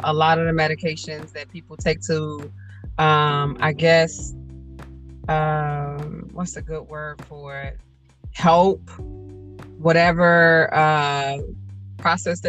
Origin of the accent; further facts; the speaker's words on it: United States; me being an American, forget my nationality, me being an American